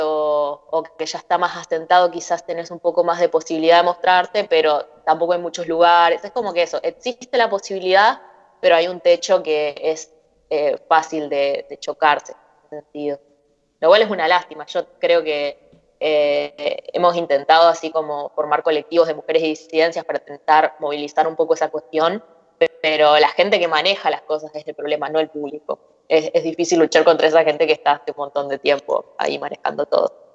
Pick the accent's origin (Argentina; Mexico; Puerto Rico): Argentina; Concepción del Uruguay, Entre Ríos; now in Buenos Aires, Argentina; crecí en, en Concepción del Uruguay